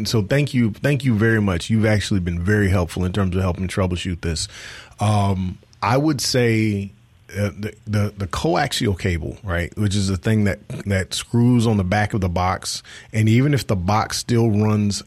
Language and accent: English; Chicago, Illinois, United States; I'm from Chicago